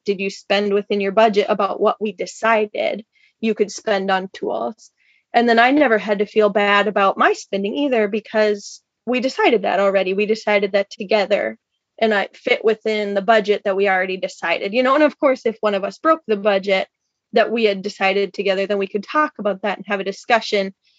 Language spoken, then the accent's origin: English; Minnesota, United States; moved away as an adult; also born or lived in Washington State; We're both from the Midwest originally. Minnesota for me